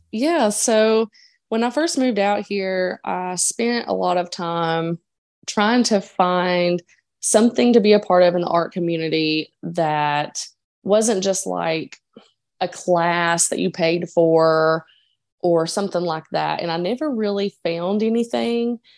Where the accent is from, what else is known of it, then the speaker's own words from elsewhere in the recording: Dickenson County, Virginia, United States; moved away as an adult; now in Portland, United States; I grew up in a coal town, um, in Dickinson County, Virginia, near the Eastern Kentucky line